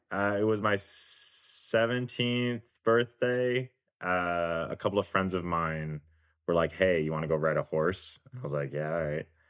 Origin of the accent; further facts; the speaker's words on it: Richmond, Virginia, United States; now in Los Angeles, United States; I grew up in Virginia